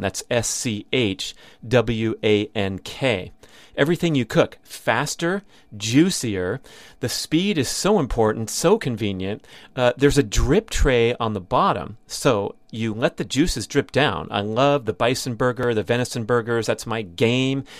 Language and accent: English; Southern California, United States; I grew up in Southern California where the major fast food chains all originated.